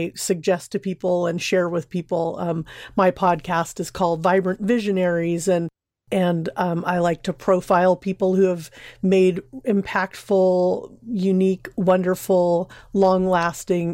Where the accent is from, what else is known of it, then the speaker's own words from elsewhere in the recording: Orange County, Southern California, United States; also born or lived in Sacramento, California; I grew up in Southern California, Orange County